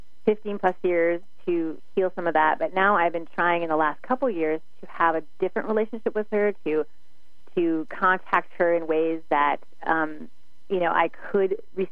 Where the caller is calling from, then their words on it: Kirkland, Washington, United States; Hi, I'm … from Kirkland.